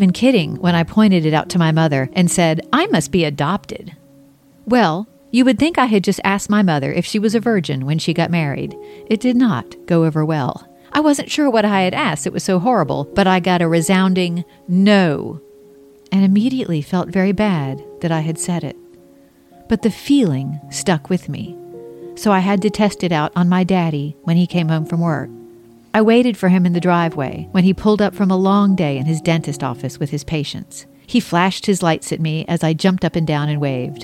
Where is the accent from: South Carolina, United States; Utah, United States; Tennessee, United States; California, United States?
South Carolina, United States; Mount Pleasant; also born or lived in Charleston, South Carolina; I was raised across the harbor in Mount Pleasant